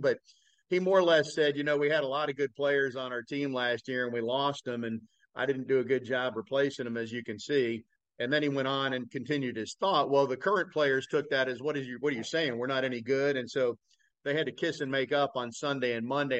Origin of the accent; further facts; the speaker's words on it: South Florida, United States; I grew up in South Florida